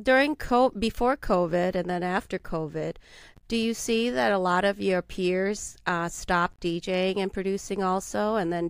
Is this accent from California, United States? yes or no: no; Minnesota, United States; now in Las Vegas, United States; I grew up in Minnesota.